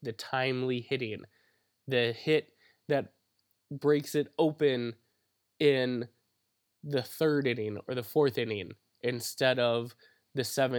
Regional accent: Wisconsin, United States; Which is kind of disturbing because we are from Wisconsin.

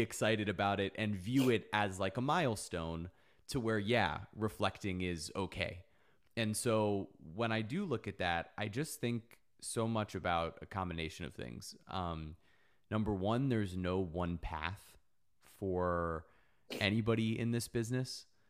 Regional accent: South Florida, United States; I grew up in South Florida

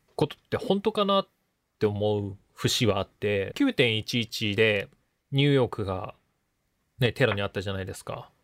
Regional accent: Hino, Tokyo, Japan; 僕の実家の方の日野市なんですけど、東京の。

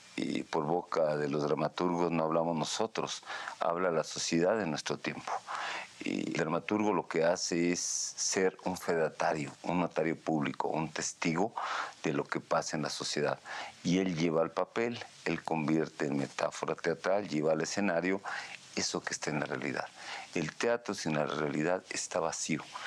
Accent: Mexico; así somos los mexicanos

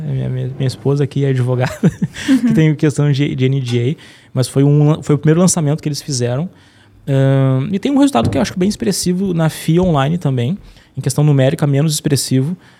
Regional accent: Porto Alegre, Rio Grande do Sul, Brazil; Eu sou, eu sou de Porto Alegre

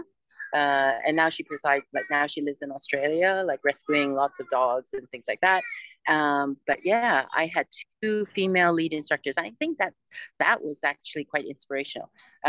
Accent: Vancouver, British Columbia, Canada; moved away as an adult; also born or lived in Hong Kong; now in United Arab Emirates; I was born in Hong Kong, but raised in Canada, in Vancouver. And of course, Vancouver is cold, rainy, you know, a little bit gray. It's not like tropical like the Maldives.

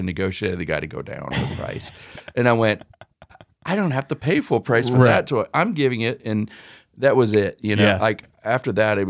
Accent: San Jose, California, United States; I grew up in San Jose, California, so that's Central Cali

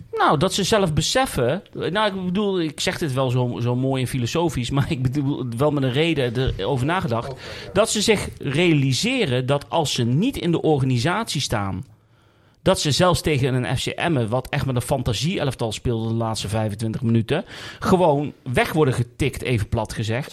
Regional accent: Westervoort, Gelderland, Netherlands; ik ben opgegroeid in Westervoort. Mijn ouders wonen er nog

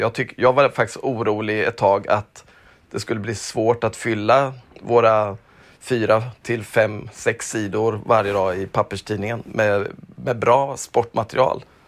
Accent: Småland, Sweden; Jag är ju uppväxt i Småland

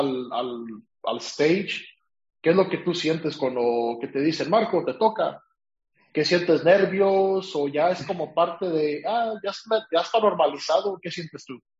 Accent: Mexico; now in California, United States; yo soy de California, o sea, vivo en California, pero soy de México

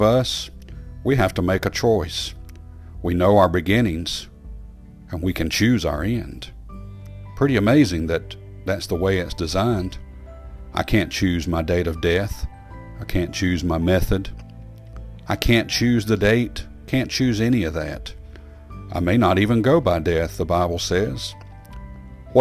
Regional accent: Stuart, Virginia, United States; I was born in Stuart, Virginia. Many of my friends born in the same place, in fact, by the same doctor, Dr. Massey

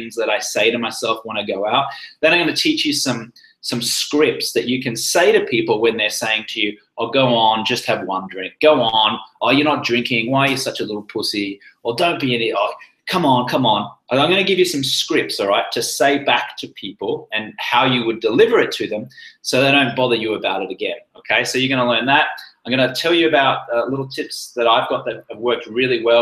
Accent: Australia; moved away as an adult; also born or lived in London; now in Los Angeles, United States; I'm Australian, but I live in America

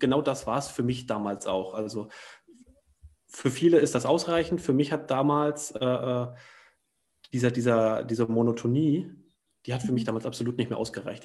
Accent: Thuringia, Germany; moved away; in dem Heimatdorf aus Thüringen, wo ich herkomme

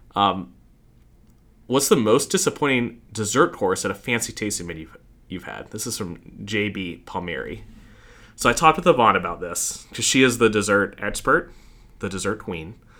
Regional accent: Fort Mill, South Carolina, United States; also born or lived in New York / Charlotte, North Carolina; now in Rock Hill, United States; I grew up in Fort Mill

